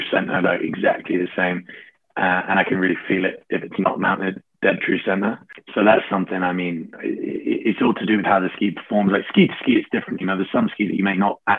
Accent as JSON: {"language": "English", "town": "Sheffield", "region": "Yorkshire and the Humber", "country": "United Kingdom", "tie": "born or raised there", "said": "I grew up in Sheffield"}